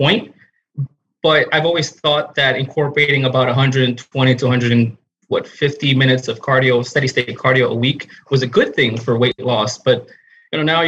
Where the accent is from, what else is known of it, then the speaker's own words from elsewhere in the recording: New York, United States; I'm from New York